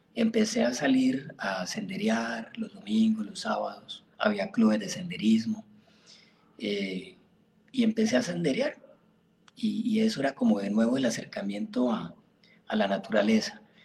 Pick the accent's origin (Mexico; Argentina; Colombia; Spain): Colombia; Florencia, Caquetá; also born or lived in Puerto Rico, Caquetá / Ibagué / Bogotá; yo soy caqueteño, yo nací en Puerto Rico, Caquetá, un pueblito que queda a 100 kilómetros al norte de Florencia. Viví ahí un añito y me trajeron para Florencia acá